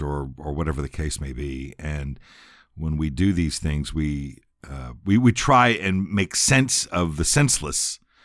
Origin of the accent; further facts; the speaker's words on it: San Antonio, Texas, United States; also born or lived in Shreveport, Louisiana / Seguin, Texas; I grew up in San Antonio, went to school, went to elementary school, went to junior high school, went to high school